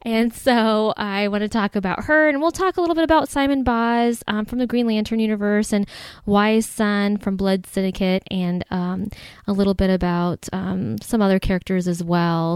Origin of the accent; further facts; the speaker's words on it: Ohio, United States; now in Chicago, United States; I'm originally from Ohio